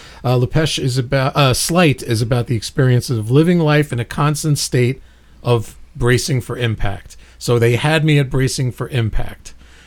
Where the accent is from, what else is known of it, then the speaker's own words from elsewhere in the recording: New York City, New York, United States; my hometown, Brooklyn, New York.